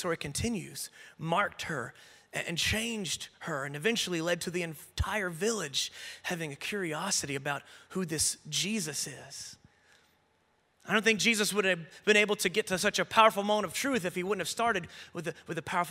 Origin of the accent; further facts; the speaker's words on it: the Bible Belt / the South, United States; I grew up in the Bible Belt in a very traditional church, and for many of us who grew up in the South